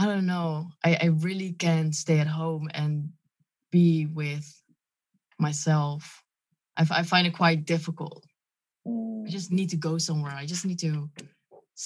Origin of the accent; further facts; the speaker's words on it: Lelystad, Flevoland, Netherlands; English is a second language; also born or lived in Friesland; I was just born there, and then I moved to Lelystad